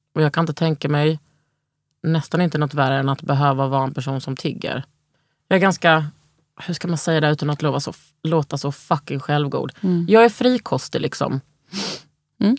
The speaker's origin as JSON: {"language": "Swedish", "town": "Lund", "region": "Skåne", "country": "Sweden", "also_born_or_lived": "Malmö / Stockholm", "moved": "yes", "said": "Jag är ju från Lund, men liksom, jag har ändå bott i, i, i Malmö."}